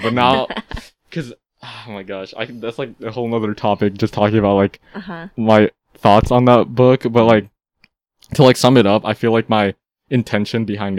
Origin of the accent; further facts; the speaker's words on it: Fairfield, California, United States; I'm not a local. I'm like, I'm like, this isn't me. I'm from a suburb. I'm from the suburbs. Like, I'm from Fairfield.